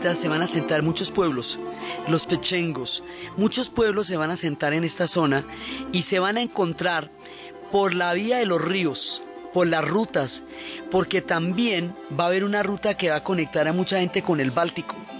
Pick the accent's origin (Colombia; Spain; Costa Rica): Colombia; Nosotros que somos pueblos del Dorado, que estamos acostumbrados a los quimbayas, que tenemos un museo del oro